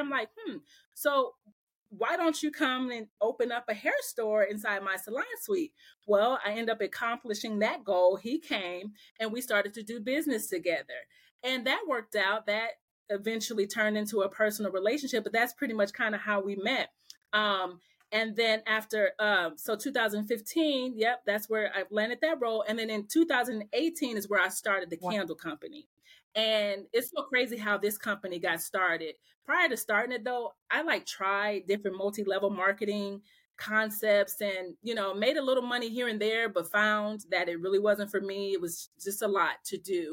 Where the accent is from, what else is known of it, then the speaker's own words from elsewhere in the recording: Omaha, Nebraska, United States; moved away as an adult; now in Atlanta, United States; I'm from Omaha, Nebraska